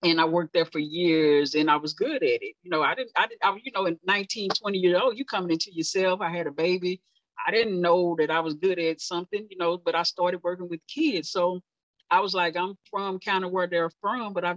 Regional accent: Dallas, Texas, United States; I born and raised in Oak Cliff, Southern sector

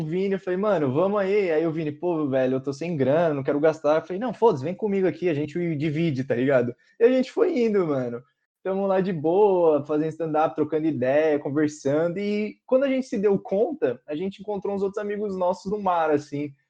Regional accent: Brazil; eu nunca saí do Brasil

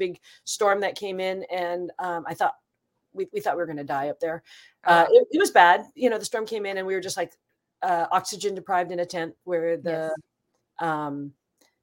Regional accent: Seattle, Washington, United States; I grew up in Seattle

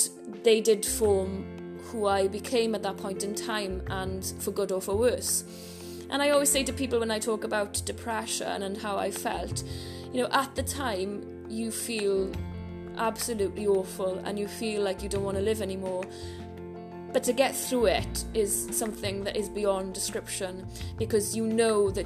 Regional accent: Merthyr Tydfil, Wales, United Kingdom; growing up in Merthyr, going and roaming the mountains behind my house

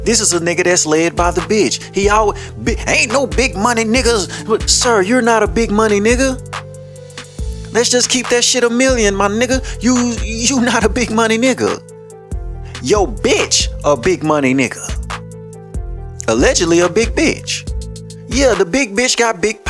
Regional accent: Shreveport, Louisiana, United States; I'm from Waterside, my nigga. Yeah, I done lived in damn near every hood in Shreveport.

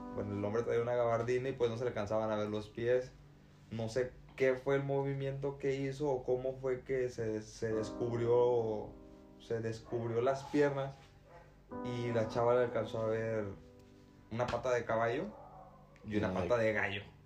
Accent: Tamaulipas, Mexico; de donde yo soy, que es de Tamaulipas

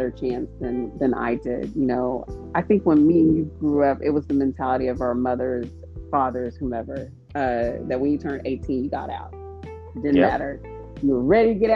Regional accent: Texas, United States; I'm from Texas, and well, anyways, I am a Texan

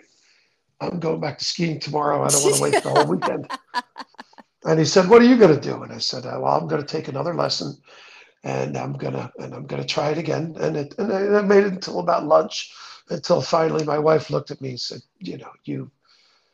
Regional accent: Netherlands; moved away; I grew up in the Netherlands, which is flat as a pancake.

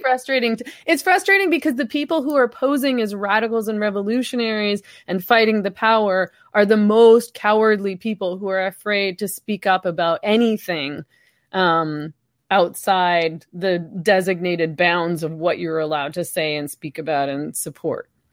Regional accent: Canada

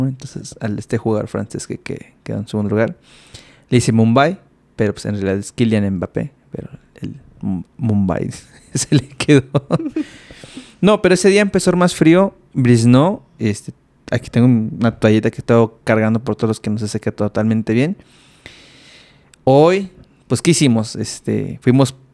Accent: Mexico City, Mexico; now in Monterrey, Mexico; yo, vengo de la Ciudad de México. El primer día que llegué a Monterrey aquí, eh, estábamos a 20 grados.

